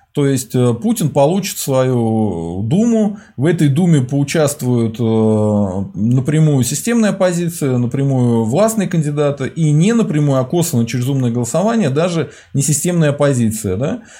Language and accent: Russian; Volga region, Russia; я с Поволжья